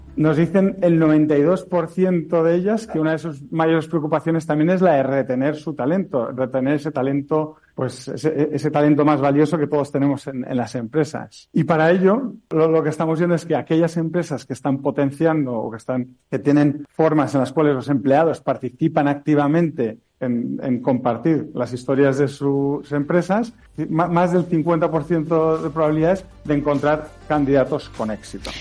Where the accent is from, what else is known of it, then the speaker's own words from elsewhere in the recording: Spain; como españoles